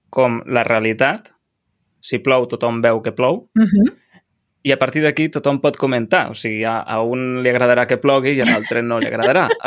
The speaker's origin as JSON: {"language": "Catalan", "town": "Lleida", "region": "Catalonia", "country": "Spain", "said": "clar, pensa que jo vinc de Lleida i a Lleida ens passem a l'hivern dos mesos ben bé sense, sense sol, o sigui, ens passem dos mesos amb boira"}